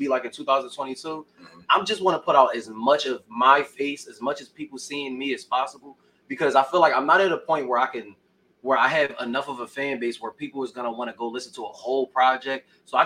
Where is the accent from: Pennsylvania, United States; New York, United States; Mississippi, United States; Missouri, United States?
Pennsylvania, United States; Philadelphia; also born or lived in Chester, Pennsylvania; I'm from Philly. That's where I was born. That's where I grew up.